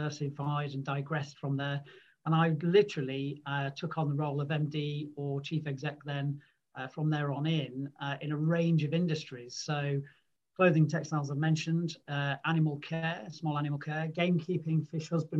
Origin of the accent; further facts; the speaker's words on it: Manchester, North West England, United Kingdom; also born or lived in Lancashire; So I'm a Mancunian. I was born and grew up in Manchester.